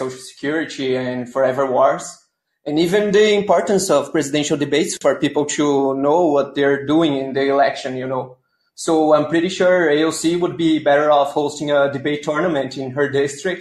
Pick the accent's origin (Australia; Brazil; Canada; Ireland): Brazil; I am the caller from Brazil, and growing up here, we watch a lot of American movies